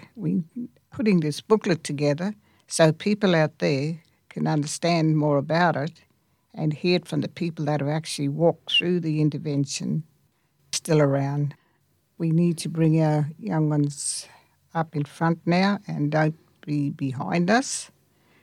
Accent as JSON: {"language": "English", "town": "Alice Springs", "region": "Northern Territory", "country": "Australia", "tie": "born or raised there", "said": "Central Arrernte woman from Mparrntwe, Alice Springs, born and raised in Alice Springs"}